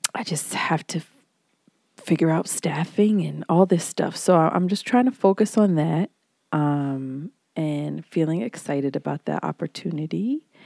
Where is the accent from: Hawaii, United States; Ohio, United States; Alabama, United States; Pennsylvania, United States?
Hawaii, United States; moved away; I was born in Hawaii, and I learned how to swim at ten